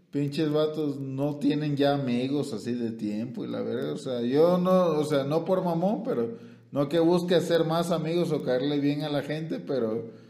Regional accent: Guerrero, Mexico; pues soy el costeño, lo

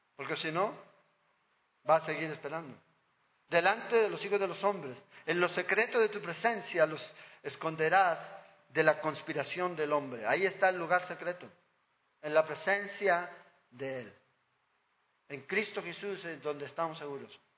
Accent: Chile; en mi país

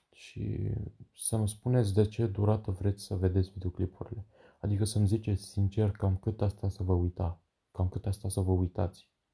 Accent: Pitești, Argeș, Romania; sunt din Pitești, Argeș

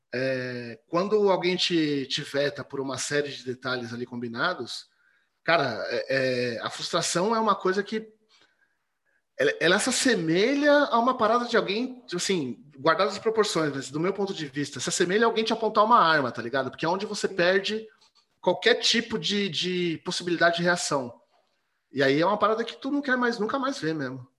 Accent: São Paulo, Brazil; moved away as an adult; now in Tatuí, Brazil; Zona Oeste, Butantã. Ali no Butantã. Cresci ali

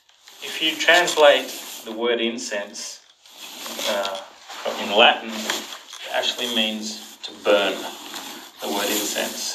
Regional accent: Brisbane, Queensland, Australia; I'm from Brisbane, Australia

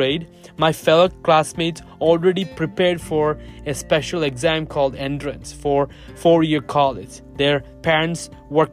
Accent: South Asia, "God's own country" state, Kerala, India; I remember growing up in South Asia. My motherland is one of the most beautiful places in the world. It is very much like Hawaii. My state is known as God's own country

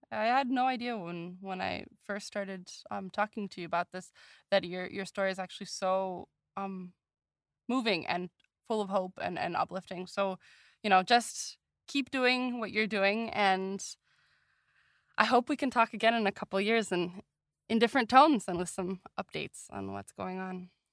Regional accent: United States; as an American

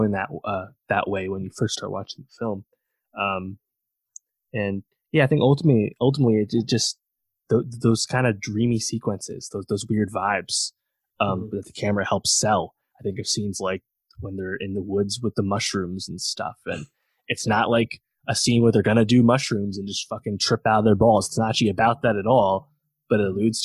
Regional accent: Poughkeepsie, New York, United States; Vassar College, which is right in my hometown

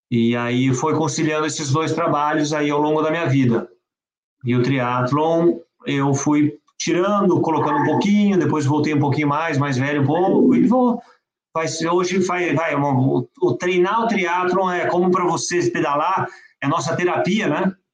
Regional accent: France; born there; minha família toda de parte de mãe é francesa, eu mesmo nasci, eu nasci na França, eu viajava muito para França

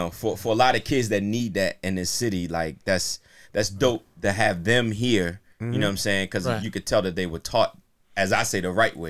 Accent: Baltimore, Maryland, United States; I'm from South Baltimore, but we moved to Northeast. We moved to Alameda. The bottom of Alameda

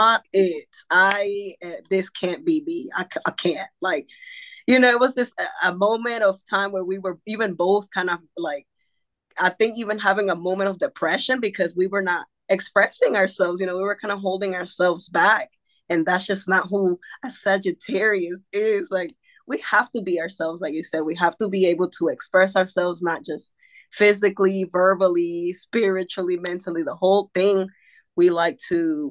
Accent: North Carolina, United States; also born or lived in Acapulco, Guerrero, Mexico / Santo Domingo, Costa Chica, Guerrero, Mexico; I've been in North Carolina basically since I came from Mexico to the United States

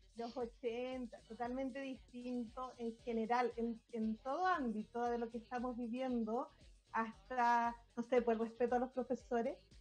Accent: Calama, Antofagasta, Chile; Rodrigo y yo somos de Calama

